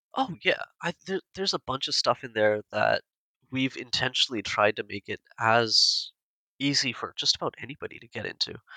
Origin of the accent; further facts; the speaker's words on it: India; we're all Indian